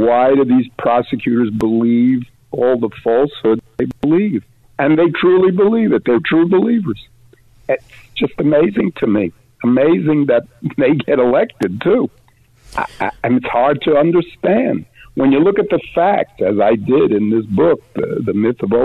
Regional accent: New York City, New York, United States; I was raised in New York City during the worst of the crime years

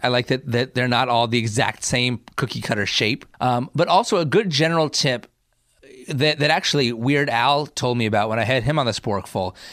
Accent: New Jersey, United States; I grew up in New Jersey

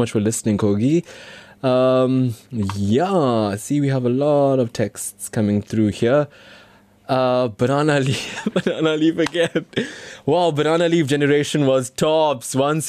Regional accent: Durban, KwaZulu-Natal, South Africa; accent: Durban; So I go there and surprise them with my Durban accent and got them wondering, how did I finish off in Durban?

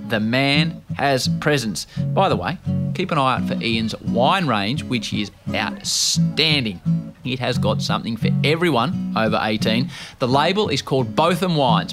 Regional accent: Australia; As an Australian cricket fan

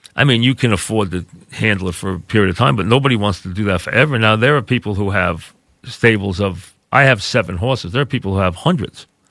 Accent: Long Beach, New York, United States; I grew up in a beach town. I'm from Long Beach

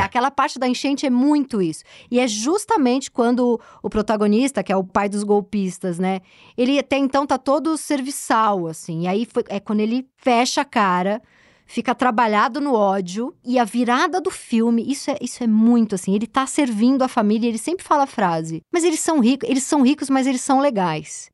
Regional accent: São Paulo, Brazil; also born or lived in Higienópolis, São Paulo; eu que nasci no Tatuapé, já sou uma moradora aqui do Centro Expandido Zona Oeste, moro em Higienópolis há um tempo

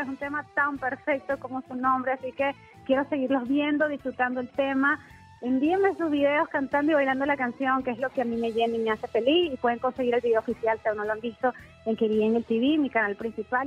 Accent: Venezuela; moved away as an adult; also born or lived in San Diego, California, United States; now in United States; yo nací en los Estados Unidos, en San Diego, California, pero me fui muy bebé a Venezuela y vi toda mi vida allá

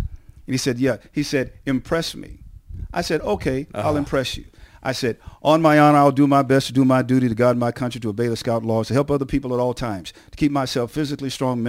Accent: San Antonio, Texas, United States; I met a guy a few days ago who I grew up with in San Antonio, Texas

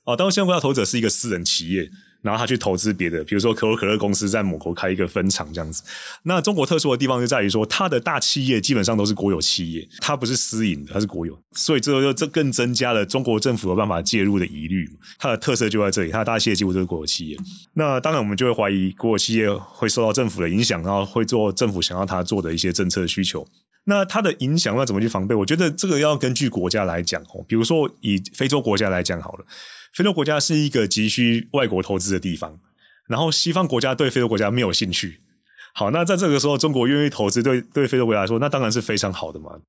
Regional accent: Taiwan; 作为一个台湾人，就是对于立陶宛这么义薄云天的举动，我真的是深表感激

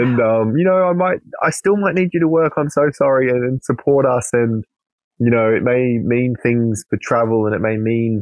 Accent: Queensland, Australia; moved away; most of my family are still back where I grew up in Queensland

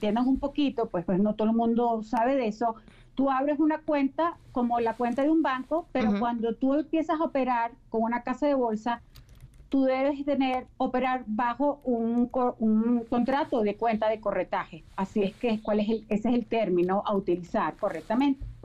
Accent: Venezuela; moved away as an adult; now in Mexico; yo en mi país, allá en Venezuela, ya tengo ya casi 15 años aquí en México

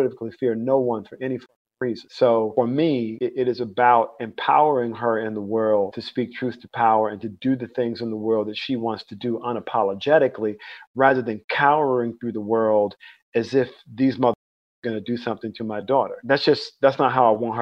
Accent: Mobile, Alabama, United States; now in North Carolina, United States; I was born in Mobile, Alabama. I grew up in the Deep South

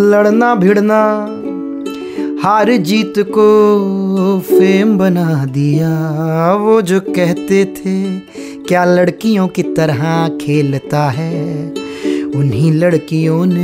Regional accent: Kurukshetra, Haryana, India; मैं खुद कुरुक्षेत्र से हूँ और मैंने वहाँ पर हॉकी खेलते बहुत से लोगों को देखा है

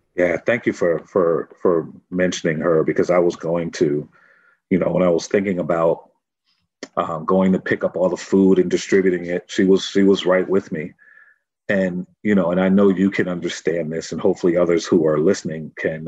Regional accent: Norwalk, Connecticut, United States; I'm from Norwalk, Connecticut. And that community center really raised me

